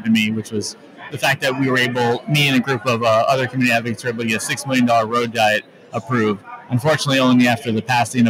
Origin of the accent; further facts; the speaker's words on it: Sacramento, California, United States; I'm from Sacramento, California.